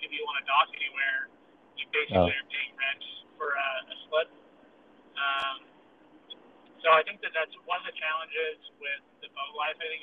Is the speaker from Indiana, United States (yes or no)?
no; Reno, Nevada, United States; I am from Reno, Nevada